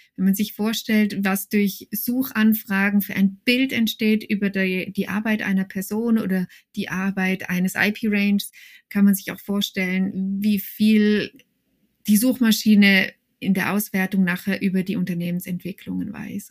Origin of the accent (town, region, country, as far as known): Switzerland